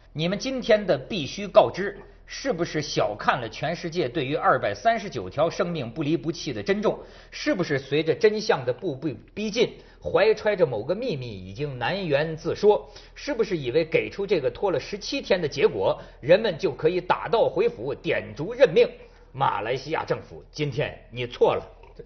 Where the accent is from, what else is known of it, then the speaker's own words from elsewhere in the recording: northern China, China; 跟咱们北方民族有点不太一样